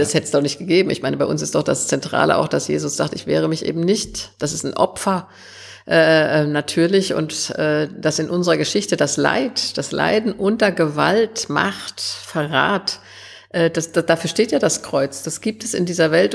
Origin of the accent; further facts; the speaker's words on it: Germany; Ich bin nach 45 in Westdeutschland geboren.